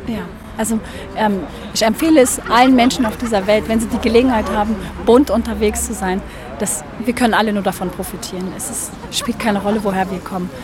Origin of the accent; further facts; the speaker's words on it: Berlin, Germany; in der Gegend, wo ich aufgewachsen bin und wo ich auch momentan lebe